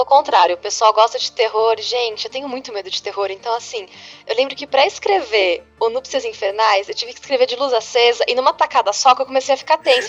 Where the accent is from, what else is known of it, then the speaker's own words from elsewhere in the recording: São Paulo, Brazil; eu sou de São Paulo também